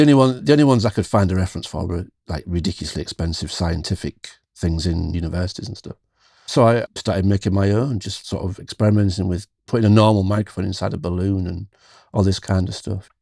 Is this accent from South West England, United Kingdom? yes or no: no; near Hull, Yorkshire and the Humber, United Kingdom; In East Yorkshire, where I still live in the U K.